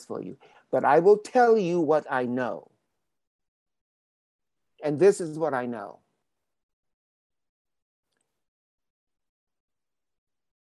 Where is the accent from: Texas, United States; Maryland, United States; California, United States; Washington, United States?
Maryland, United States; Baltimore; moved away as an adult; also born or lived in New York; I grew up in Baltimore, Maryland